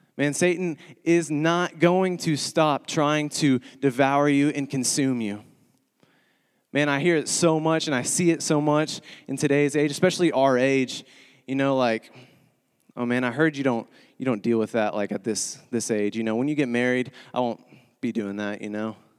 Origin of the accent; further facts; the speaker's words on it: Texas, United States; moved away as an adult; now in Springfield, United States; I'm originally from Texas, born and raised